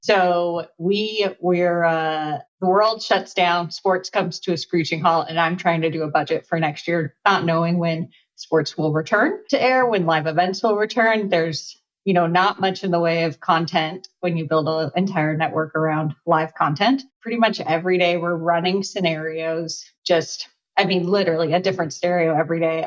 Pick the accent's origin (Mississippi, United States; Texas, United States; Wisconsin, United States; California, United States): California, United States; Los Angeles; I'm born and raised in Los Angeles